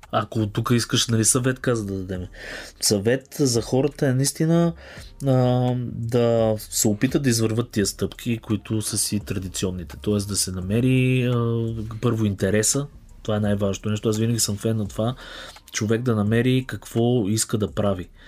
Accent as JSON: {"language": "Bulgarian", "country": "Bulgaria", "said": "съм българин"}